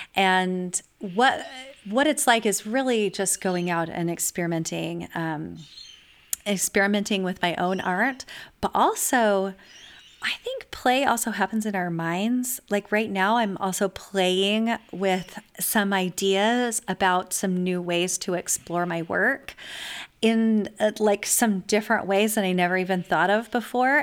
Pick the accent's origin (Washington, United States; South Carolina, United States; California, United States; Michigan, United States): California, United States; also born or lived in eastern US; now in Texas, United States; I was raised in California and spent many years in the eastern U S, and now I live in Texas.